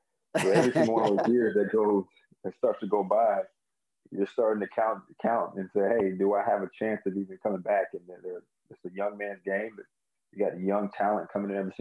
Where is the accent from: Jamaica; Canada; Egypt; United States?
United States; Maryland area; I grew up in the Maryland area